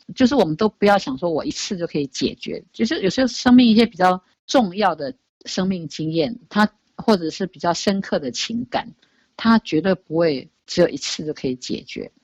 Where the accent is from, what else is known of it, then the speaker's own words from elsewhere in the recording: Taiwan; 我们台湾 人，东方人